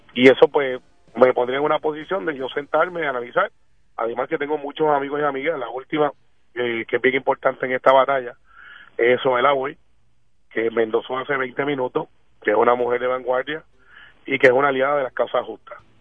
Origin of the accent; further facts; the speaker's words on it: Guaynabo, Puerto Rico; aspiro a ser el alcalde porque puedo cambiar vidas en mi pueblo